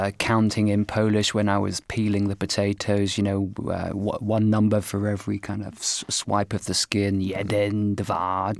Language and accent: English; United Kingdom; also born or lived in Poznan, Poland; simply for being British.